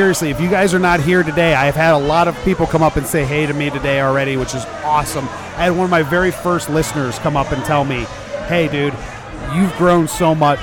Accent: Lorain County, Ohio, United States; moved away as an adult; I'm from Lorain County. I grew up here

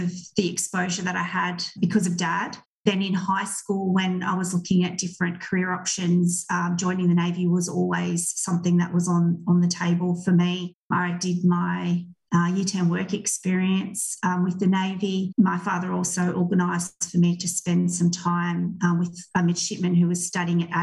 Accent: Canberra, Australian Capital Territory, Australia; also born or lived in Darwin, Northern Territory / Victoria; I was born in Darwin in the Northern Territory, but I mostly grew up in Canberra in the ACT

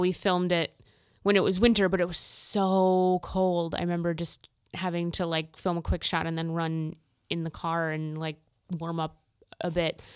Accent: Minnesota, United States; I grew up in Minnesota

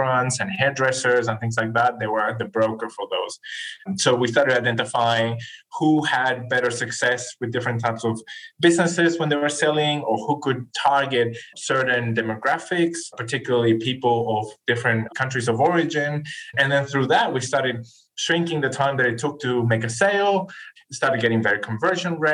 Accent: northern Chile, Chile; English is a second language; moved away as an adult; now in Australia; I'm originally from Chile, from South America. I grew up, as you said, in the north part of Chile

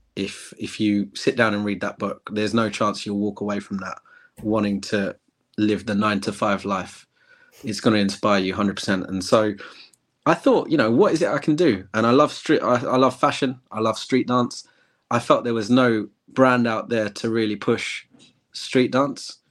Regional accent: England, United Kingdom; I'm from England, born and raised

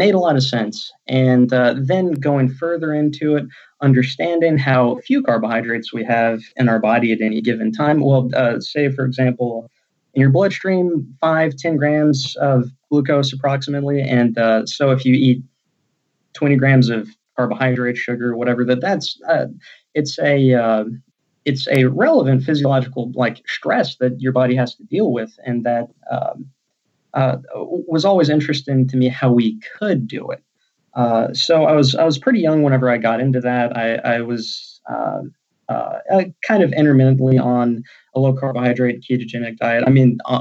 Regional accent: Texas, United States; moved away; also born or lived in Alabama; I'm from Texas initially

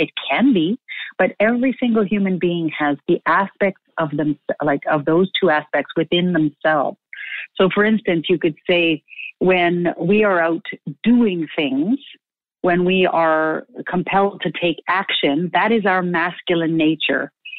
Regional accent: Manitoba, Canada; also born or lived in Saskatchewan; I'm from Treaty One territory in the homeland of the Métis in Saskatchewan and Manitoba, Canada.

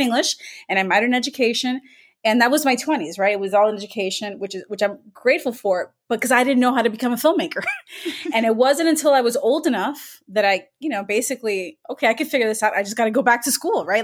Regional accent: Miami, Florida, United States; I grew up in Miami

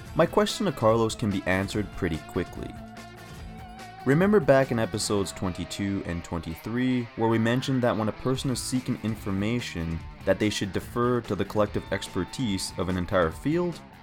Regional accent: Canada; as a Canadian

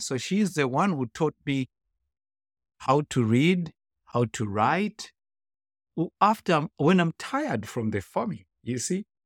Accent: Gokwe, Midlands, Zimbabwe; English is a second language; now in United States; I was born in Zimbabwe in a very rural area

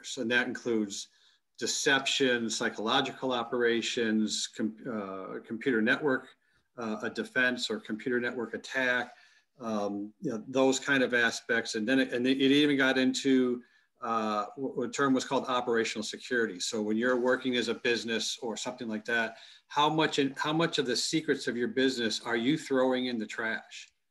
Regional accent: Plymouth, Michigan, United States; my hometown of Plymouth, Michigan

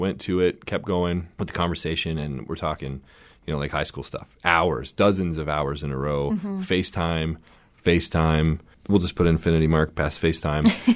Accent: Windsor, Ontario, Canada; I was from Canada

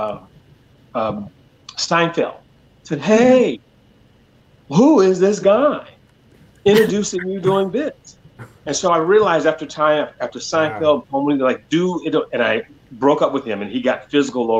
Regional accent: Oakland, California, United States; I grew up in Oakland in the 70s

